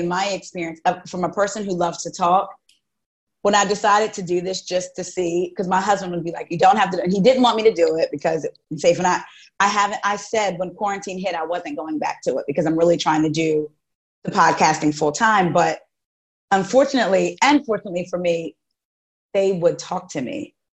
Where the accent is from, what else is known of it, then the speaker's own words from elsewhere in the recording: New Jersey, United States; moved away as an adult; now in Maryland, United States; I'm from Jersey too. I'm from South Jersey, but I'm a Jersey girl.